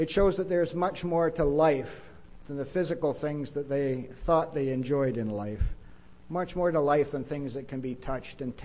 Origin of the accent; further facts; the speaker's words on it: Winnipeg, Manitoba, Canada; I grew up in Winnipeg, and it's a great city